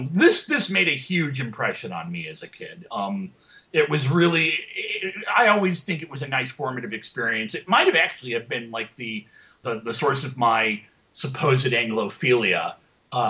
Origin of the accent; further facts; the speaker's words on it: United States; One of the neat things about being an American kid and like 8 years old in the early to mid 80s America